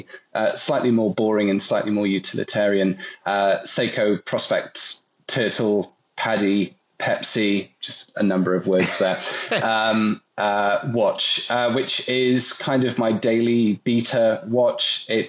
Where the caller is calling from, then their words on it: Kent, South East England, United Kingdom; I'm calling in from Kent in the UK.